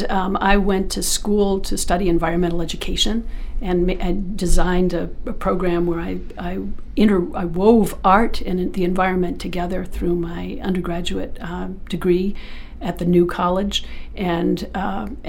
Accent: North Yarmouth, Maine, United States; I grew up in Maine. I lived in North Yarmouth

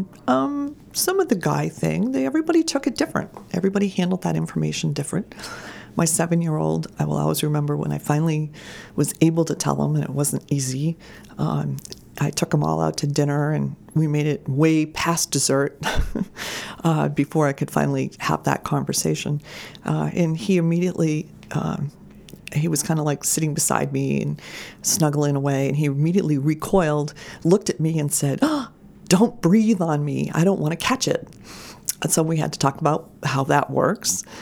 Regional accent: Camden, Maine, United States; moved away as an adult; also born or lived in Madison, Maine; now in Cumberland, United States; I was born and raised in Camden, which is a great place to be from

